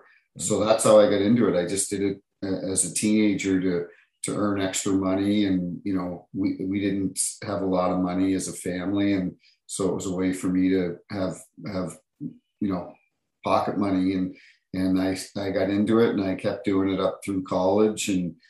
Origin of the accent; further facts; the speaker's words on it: Canada; a kid growing up in Canada in a small town of 1,100 people